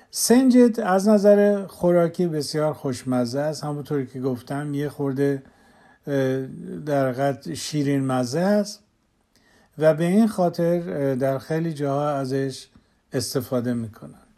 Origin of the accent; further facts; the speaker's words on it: southwest Iran, Iran; moved away; در جایی که من بزرگ شدم در جنوب غرب ایران